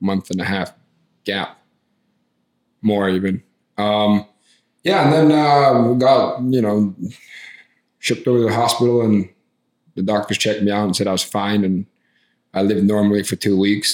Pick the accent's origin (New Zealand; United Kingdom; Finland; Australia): Finland; I'm from Finland and that's the happiest country in the world